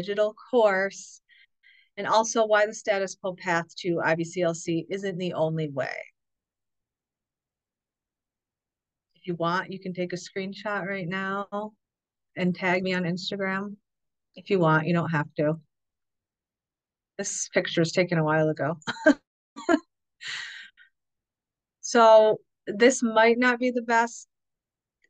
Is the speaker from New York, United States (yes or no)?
yes; upstate New York, United States; we were moving back here to where we're from, which is in upstate New York